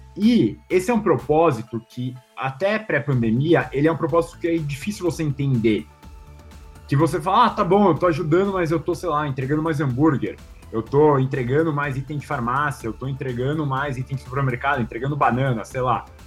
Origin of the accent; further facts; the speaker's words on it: Brazil; a gente, como brasileiro